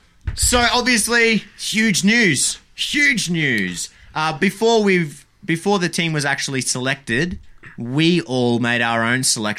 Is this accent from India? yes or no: no; Australia; I'm Australian